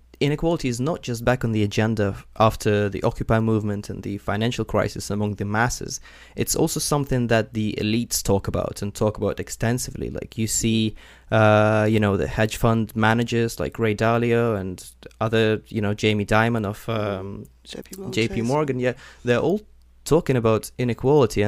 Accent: Ukraine; moved away; I come from Ukraine originally

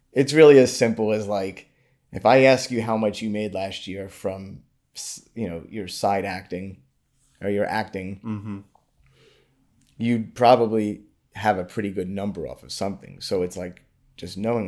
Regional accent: New York City, New York, United States; now in South Florida, United States; I grew up in Brooklyn, New York

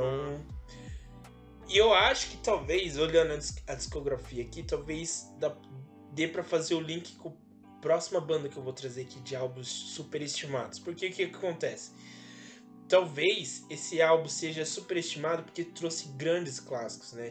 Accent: Campinas, São Paulo, Brazil; Eu mal saí de Campinas

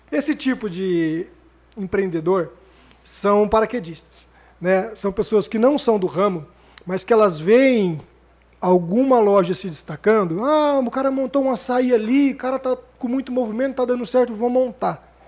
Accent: São José do Rio Preto, São Paulo, Brazil; eu nasci aqui em Rio, Rio Preto, Preto, 27 de junho de 78, tô revelando a minha idade

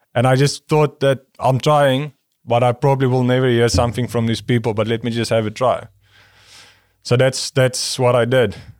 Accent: South Africa; moved away; the people I grew up with in South Africa

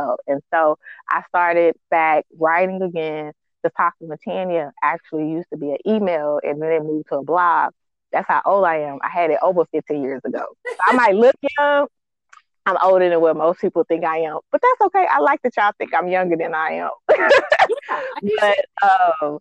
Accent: Texas, United States; I'm from Texas

